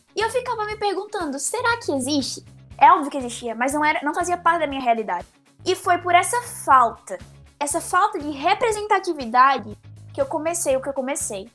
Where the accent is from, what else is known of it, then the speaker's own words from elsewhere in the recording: sertão of Alagoas, Brazil; eu tenho história em Alagoas, eu tenho história no sertão alagoano